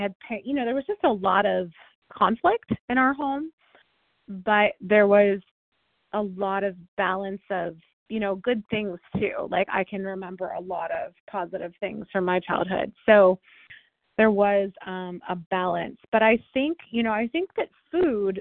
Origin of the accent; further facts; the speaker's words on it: California, United States; also born or lived in Ohio; I moved to California from Ohio